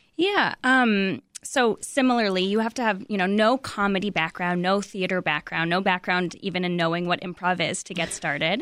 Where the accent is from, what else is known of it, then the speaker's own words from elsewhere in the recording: California, United States; moved away as an adult; I moved here in, in twenty fifteen, and, um, I'm from California